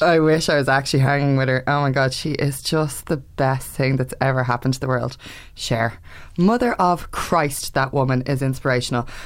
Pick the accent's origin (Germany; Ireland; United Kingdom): Ireland; I'm Irish, blah, blah, blah, I learn Irish